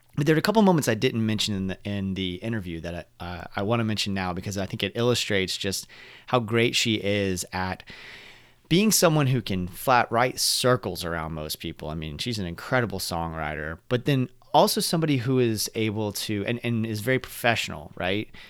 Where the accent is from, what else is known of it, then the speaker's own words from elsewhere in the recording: Orlando, Florida, United States; we're from the Orlando area